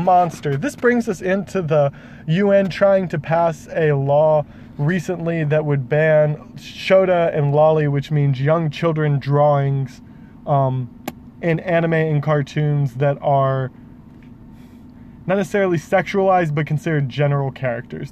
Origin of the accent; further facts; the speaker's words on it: Jacksonville, Florida, United States; my hometown